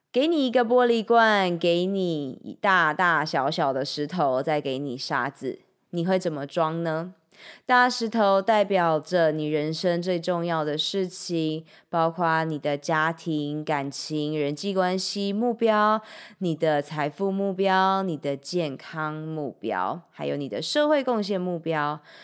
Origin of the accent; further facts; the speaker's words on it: Changhua, Changhua County, Taiwan; 我的家乡彰化